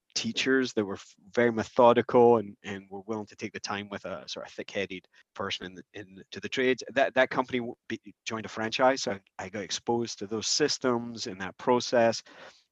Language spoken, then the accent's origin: English; Scotland, United Kingdom; moved away as an adult; now in United States; I grew up in Scotland. I came over to America when I was 21 to marry my bride.